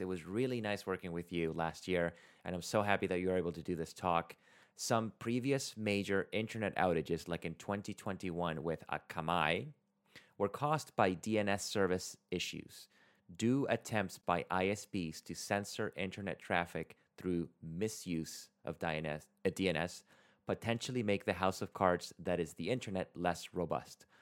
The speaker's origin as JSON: {"language": "English", "country": "Venezuela", "moved": "yes", "said": "I'm originally from Venezuela"}